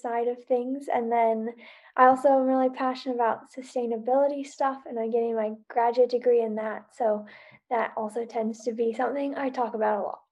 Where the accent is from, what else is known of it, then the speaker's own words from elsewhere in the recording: Salt Lake City, Utah, United States; moved away as an adult; now in Bozeman, United States; I live in Bozeman, Montana currently, but I'm originally from Salt Lake